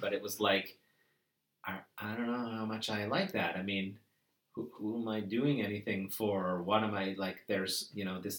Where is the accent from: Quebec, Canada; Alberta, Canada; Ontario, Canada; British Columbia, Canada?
Ontario, Canada; Toronto; I'm from Toronto.